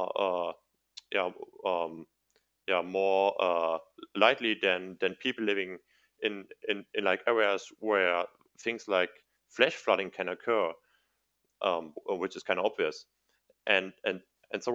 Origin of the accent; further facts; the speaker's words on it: Mayen, Rhineland-Palatinate, Germany; I'm living in, it's my hometown